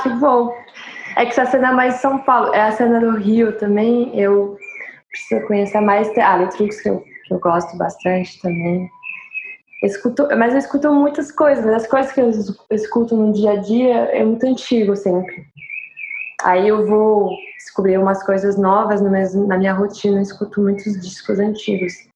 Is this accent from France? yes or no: yes; France; accent: French; Com meu sotaque francês e inglês terrível.